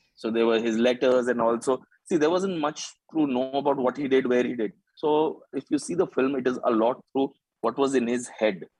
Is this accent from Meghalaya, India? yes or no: yes; Shillong, Meghalaya, India; moved away as an adult; also born or lived in Nagaland / Delhi; now in Mumbai, India; I was born in Nagaland, grew up in Shillong